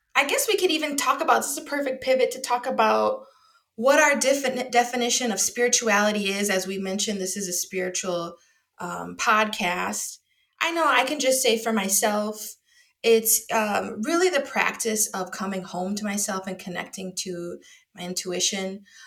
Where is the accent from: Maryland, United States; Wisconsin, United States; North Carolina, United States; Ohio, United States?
Wisconsin, United States; now in Chicago, United States; I'm from Wisconsin